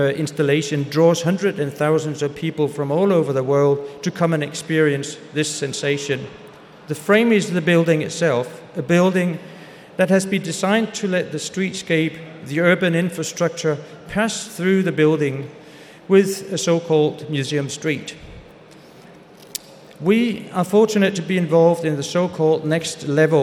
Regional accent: Aarhus, Central Denmark Region, Denmark; back to Aarhus, my hometown, where I come from

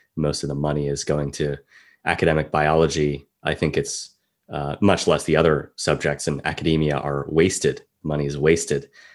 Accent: California, United States; being a Californian myself

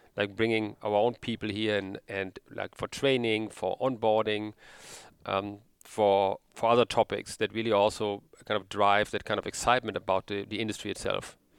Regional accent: Sauerland, North Rhine-Westphalia, Germany; now in Cologne, Germany; originally I'm from the Sauerland

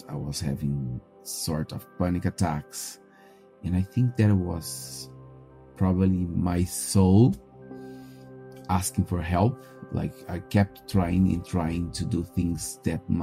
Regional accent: Brazil; moved away; I am 32 and I'm from Brazil.

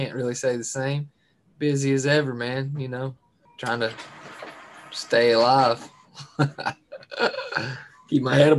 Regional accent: Kentucky, United States; Down here in the 606, baby. 606.

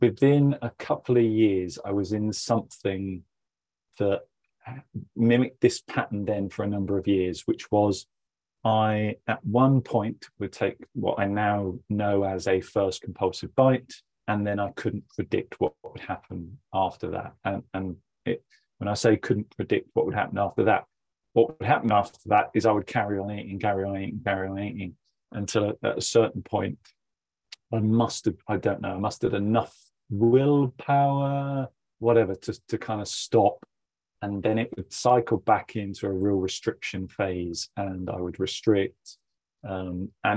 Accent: Somerset, South West England, United Kingdom; I grew up in Somerset, in England

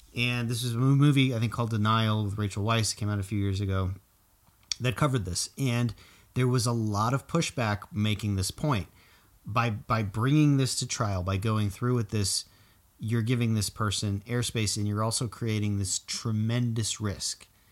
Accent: South Florida, United States; growing up in South Florida

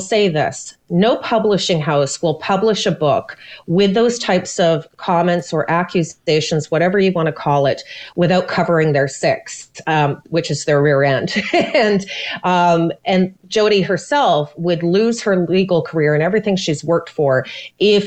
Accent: Canada; I'm a Canadian.

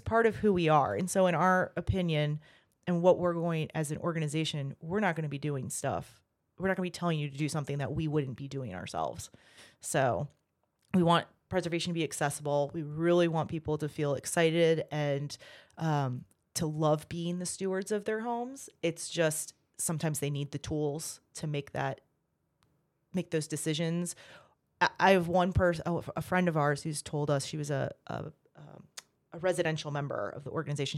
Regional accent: Virginia Beach, Virginia, United States; moved away as an adult; also born or lived in Texas / Germany; I grew up in Virginia Beach.

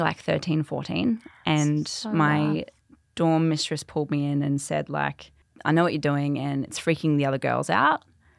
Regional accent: Queensland, Australia; So I grew up in central Queensland. Yep. So like 3 hours inland from Mackay.

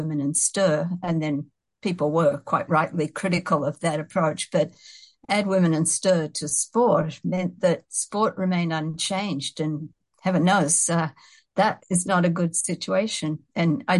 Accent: Sydney, New South Wales, Australia; moved away as an adult; now in Canada; I grew up in Sydney, Australia

